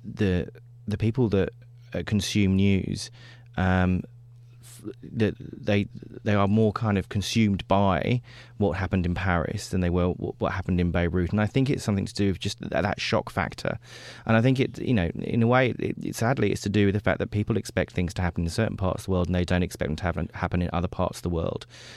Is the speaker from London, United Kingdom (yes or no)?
yes; London, United Kingdom; I grew up in London when the IRA were bombing all parts of the UK